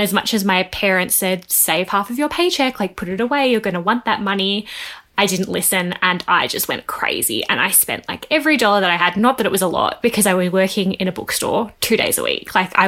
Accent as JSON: {"language": "English", "town": "Melbourne", "region": "Victoria", "country": "Australia", "tie": "born or raised there", "said": "I grew up in the suburbs west of Melbourne, about an hour outside of town."}